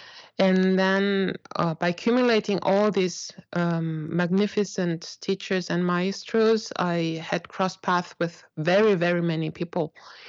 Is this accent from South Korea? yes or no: yes; South Korea; also born or lived in Germany; I'm an Asian, so I have an Asian face, and I grew up in Korea. But I also grew up in Germany when I was little.